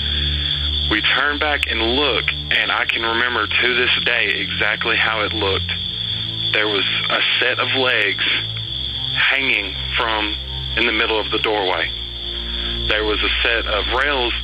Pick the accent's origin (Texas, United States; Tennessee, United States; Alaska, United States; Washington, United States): Tennessee, United States; Lewisburg; accent: Southern; I grew up on a street called Haines Street here in Lewisburg, Tennessee, and I lived there all my life